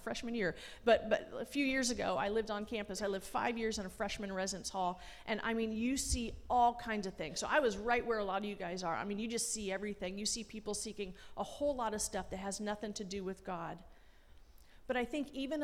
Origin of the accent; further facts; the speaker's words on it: Los Angeles, California, United States; moved away; also born or lived in Washington, D.C. / Springfield; Growing up in Los Angeles